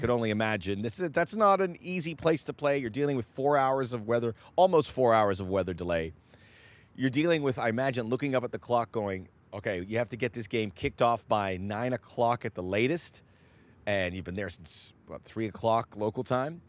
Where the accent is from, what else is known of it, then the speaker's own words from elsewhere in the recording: Miami, Florida, United States; moved away; also born or lived in Northeast United States; I lived in Miami. I grew up in Miami, and I lived in the Northeast